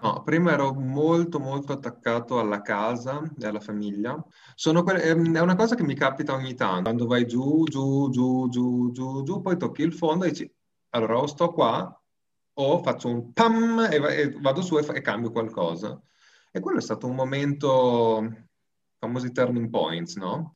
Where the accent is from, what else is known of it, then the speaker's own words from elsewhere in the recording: Molinella, Emilia-Romagna, Italy; moved away as an adult; also born or lived in Bologna / France / Australia; now in Malta; vengo da Molinella, eh, un ridente paese nella provincia di Bologna, tra Bologna e Ferrara.